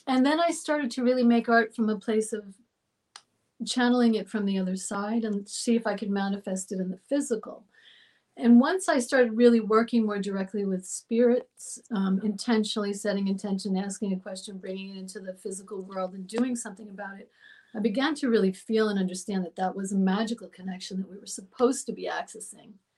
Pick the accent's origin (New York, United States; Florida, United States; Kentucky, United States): New York, United States; Long Island; I was born in New York and I grew up in New York um, out on Long Island by the water.